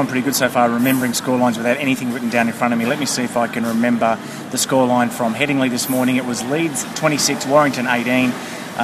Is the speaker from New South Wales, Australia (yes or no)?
yes; Wollongong, New South Wales, Australia; we were raised in Wollongong